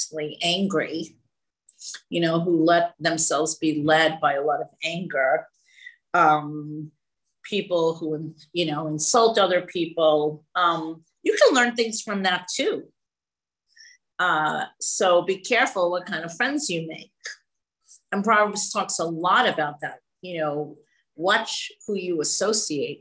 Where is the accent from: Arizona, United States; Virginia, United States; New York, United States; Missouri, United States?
New York, United States; New York City; now in California, United States; before I moved to California in 1976, I never saw anything grow on a tree. I was from the Bronx